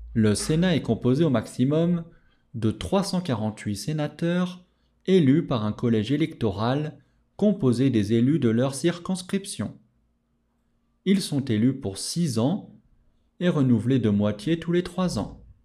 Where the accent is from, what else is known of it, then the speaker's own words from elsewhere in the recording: France; je suis français